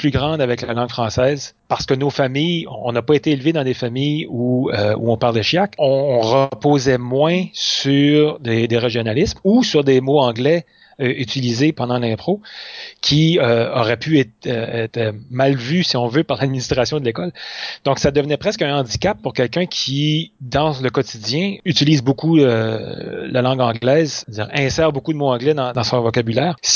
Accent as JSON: {"language": "French", "region": "south-east France", "country": "France", "accent": "south-east French", "said": "si on reprend euh, notre accent euh, du sud-est, les gens voient ça comme si c'était un rabaissement du langage, alors que nous, on ne le voit pas du tout comme ça. On dit, ben non, c'est l'accent local."}